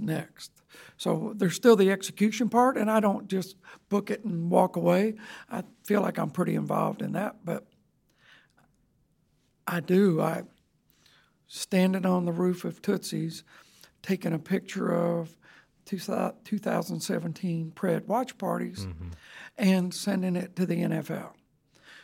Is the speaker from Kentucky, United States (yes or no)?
no; Pascagoula, Mississippi, United States; We moved a little bit when I was young, but from fifth grade on, I was raised in Pascagoula, Mississippi.